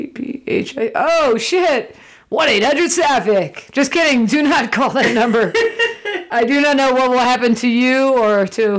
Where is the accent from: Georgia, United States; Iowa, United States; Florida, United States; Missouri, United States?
Florida, United States; It's still my home state, Rach.